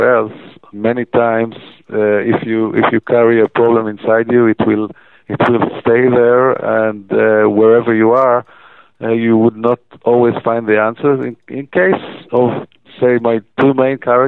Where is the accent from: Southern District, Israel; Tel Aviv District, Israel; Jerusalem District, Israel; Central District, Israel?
Tel Aviv District, Israel; Tel Aviv; I'm from Tel Aviv